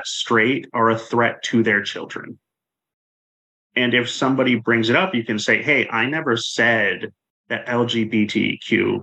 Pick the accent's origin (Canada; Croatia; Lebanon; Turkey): Canada; when I grew up in Canada